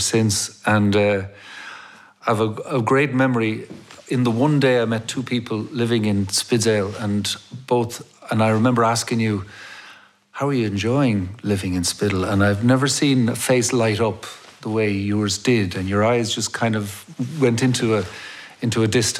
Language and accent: English; Dublin, Leinster, Ireland; I grew up in Clonskee in Dublin, and I grew up in an Irish-speaking family